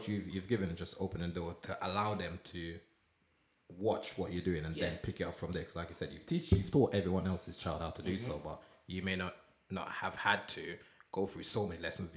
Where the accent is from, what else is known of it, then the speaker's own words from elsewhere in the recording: Portland, Jamaica; moved away; where I was living in Jamaica, because I'm from Portland, so where I'm there, my church was at the end of my road